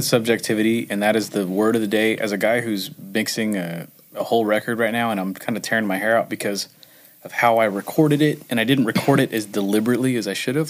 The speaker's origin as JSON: {"language": "English", "town": "Huntington Beach", "region": "California", "country": "United States", "tie": "born or raised there", "said": "I grew up in Huntington Beach"}